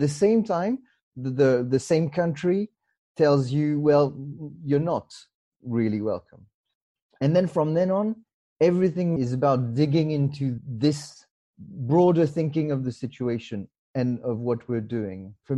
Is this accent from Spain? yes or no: no; Mauritius; also born or lived in France; now in United Kingdom; I was actually born in France, and then I grew up in Mauritius with my parents, and then back to France, and then I moved to the UK 17 years ago now.